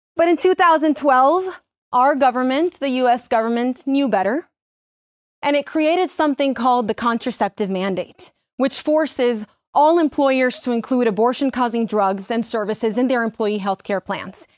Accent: Mexico; moved away; also born or lived in Miami; When I first came to this country, I was born in Mexico. I lived in Miami.

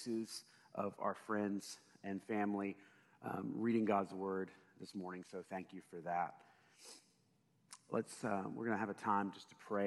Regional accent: United States; as an American

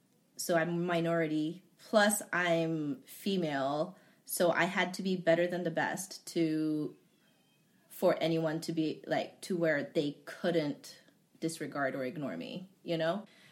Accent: Hawaii, United States; I wasn't white or I wasn't Japanese. Because I grew up in Hawaii.

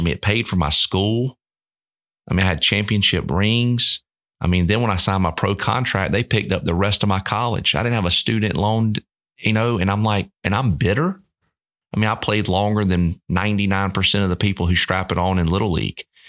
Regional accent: Columbus, Georgia, United States; born and raised in Columbus, Georgia.

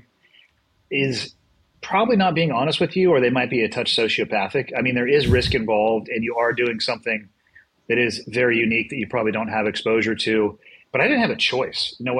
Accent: Santa Cruz, California, United States; I was born and raised in Santa Cruz, which is just over the hill

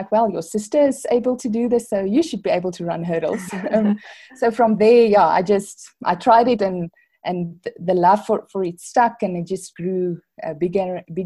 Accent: Worcester, Western Cape, South Africa; moved away as an adult; now in Pretoria, South Africa; I grew up in Worcester. It's there in the Boerland. So I'm matriculated there

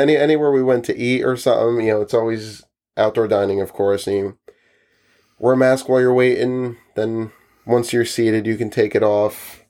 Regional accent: New Jersey, United States; we're from New Jersey

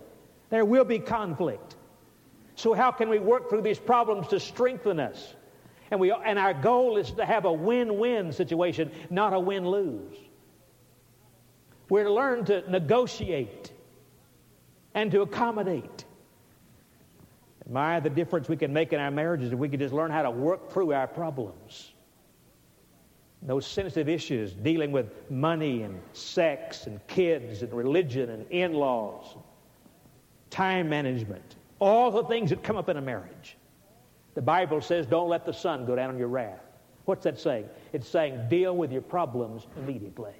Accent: Alabama, United States; I was from Alabama

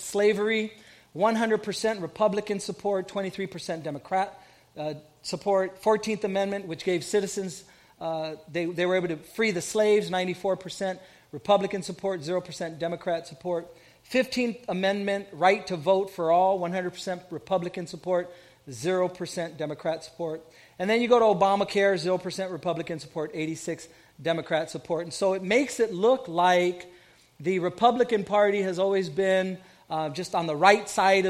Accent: Southern California, United States; a young Puerto Rican growing up in Southern California

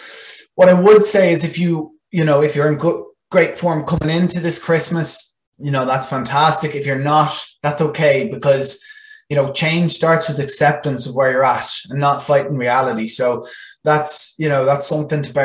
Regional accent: Ireland; first language Irish

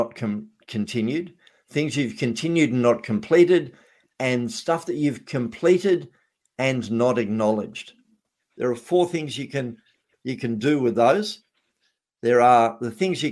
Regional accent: Australia; I was being an Australian

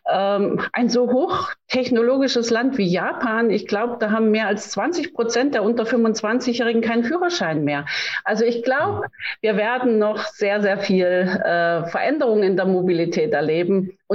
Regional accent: East Germany, Germany; born there; ich meine, Sie wissen, ich bin in der DDR geboren.

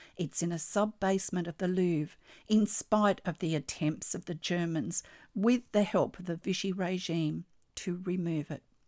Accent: Australia; I'm an Australian textile artist

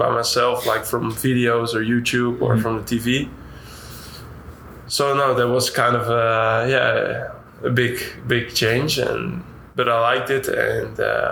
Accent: Nijmegen, Gelderland, Netherlands; English is a second language; moved away as an adult; also born or lived in Utrecht; now in Dallas, United States; It's the professional side from my hometown

